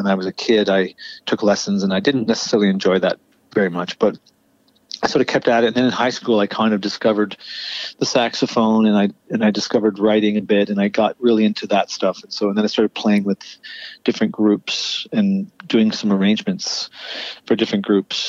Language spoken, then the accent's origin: English; Kitchener, Ontario, Canada; now in Toronto, Canada; I went to Kitchener, where I spent my formative years